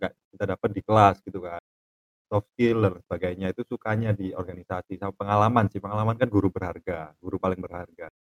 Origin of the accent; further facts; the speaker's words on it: Malang, East Java, Indonesia; Asalnya dari Malang.